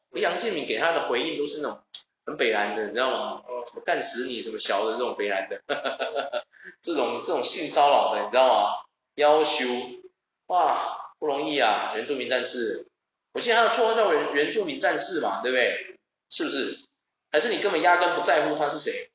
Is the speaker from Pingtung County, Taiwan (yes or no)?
no; Taichung, Taiwan; 因为我们是台中人